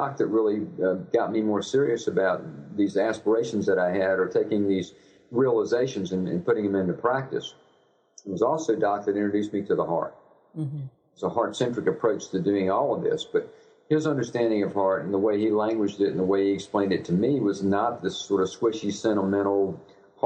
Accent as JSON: {"language": "English", "town": "Richmond", "region": "Virginia", "country": "United States", "tie": "born or raised there", "said": "I was raised in suburbia outside of Richmond, Virginia"}